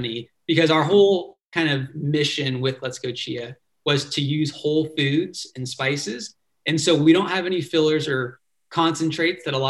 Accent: Dana Point, California, United States; I grew up down in Dana Point, Laguna Niguel area of Orange County.

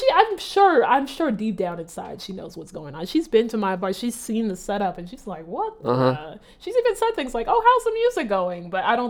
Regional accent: Nigeria; I think a little bit of just being a Nigerian and not trying to disappoint anyone, you want to do everything at the highest level.

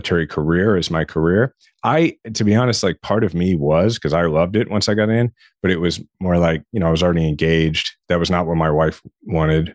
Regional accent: Shawnee, Kansas, United States; I grew up in Shawnee, Kansas, which is, it's a suburb of Kansas City

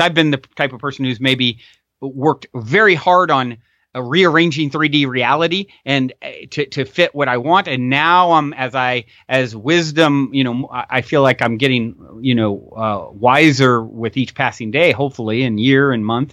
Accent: Virginia, United States; moved away as an adult; also born or lived in Tennessee; now in Costa Mesa, United States; I was born and raised in Virginia

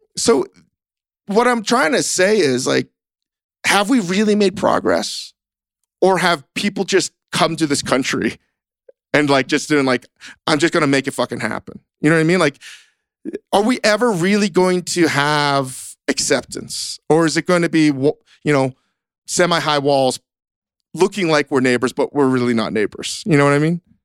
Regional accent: Virginia, United States; moved away; growing up in Virginia, growing up basically very different

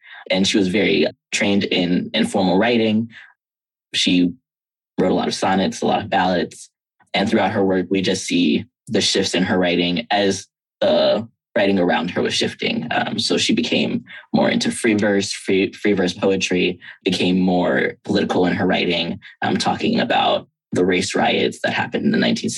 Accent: Chicago, Illinois, United States; I'm from Chicago

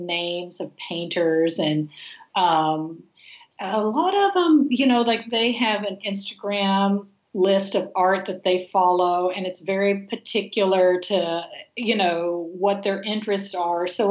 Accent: Texas, United States; now in Los Angeles, United States; growing up in Texas with my dad

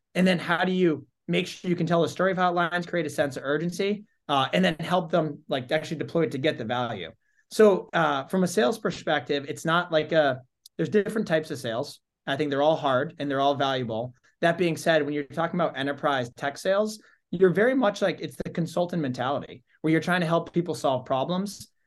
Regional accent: Holden, Massachusetts, United States; grew up in Holden, Mass. So that's, uh, Central Mass.

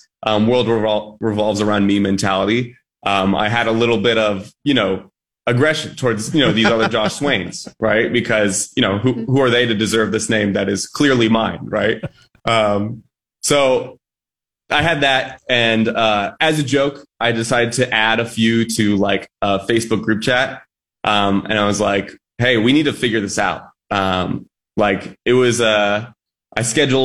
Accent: Phoenix, Arizona, United States; now in Tucson, United States; I'm from Phoenix, Arizona. I went to school in Tucson, and that's where I currently reside

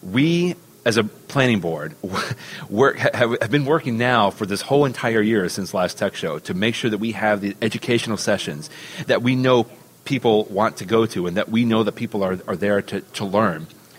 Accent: Cleveland, Ohio, United States; I'm actually from Cleveland, Ohio now, because I have to clarify that, of course, my Cleveland friends would not be happy with that.

